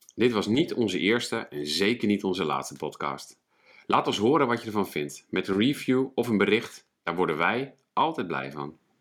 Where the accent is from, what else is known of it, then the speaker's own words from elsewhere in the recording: Twente, Overijssel, Netherlands; ik kom zelf ook uit Twente